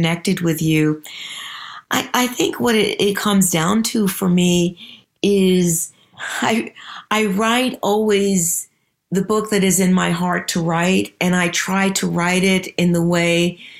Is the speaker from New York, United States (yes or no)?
yes; New York City, New York, United States; I grew up in the Bronx, in New York City, in a home that was filled with books